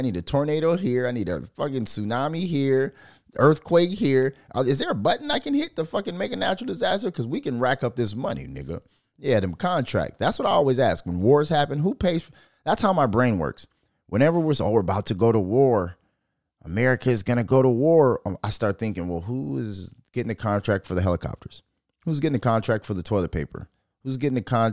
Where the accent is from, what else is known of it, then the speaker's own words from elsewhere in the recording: Minnesota, United States; I'm from Minnesota